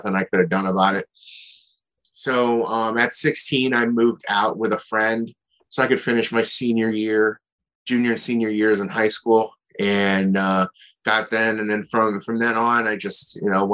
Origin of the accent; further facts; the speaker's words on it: Akron, Ohio, United States; moved away as an adult; also born or lived in Athens, Ohio; now in Columbus, United States; growing up in Akron, I had kind of an average, okay lifestyle